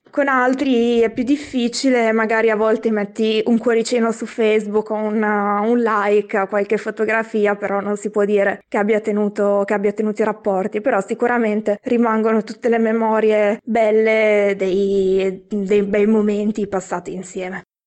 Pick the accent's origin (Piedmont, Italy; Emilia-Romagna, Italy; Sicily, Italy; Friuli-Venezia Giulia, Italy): Emilia-Romagna, Italy; Piacenza; moved away as an adult; also born or lived in Forlì; now in Brussels, Belgium; dalla mia città natale, da, mm, da Piacenza